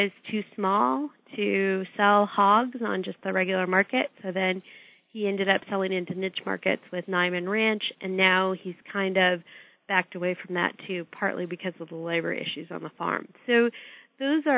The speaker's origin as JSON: {"language": "English", "region": "Nebraska", "country": "United States", "tie": "born or raised there", "moved": "yes"}